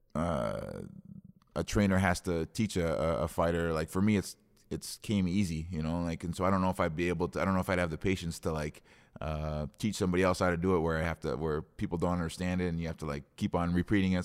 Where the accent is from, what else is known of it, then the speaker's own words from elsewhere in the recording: Osseo, United States; I grew up in Osseo